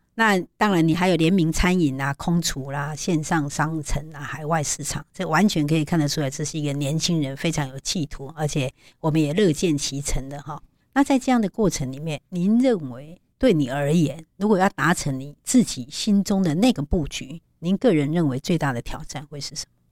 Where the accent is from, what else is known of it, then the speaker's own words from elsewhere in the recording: Taiwan; 那应该有帮我们台湾人敬礼吧？